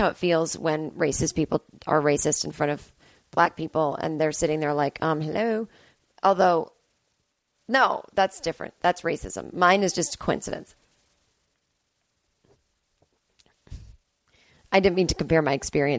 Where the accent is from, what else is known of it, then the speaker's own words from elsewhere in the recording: Needham, Massachusetts, United States; now in Los Angeles, United States; Needham is my hometown.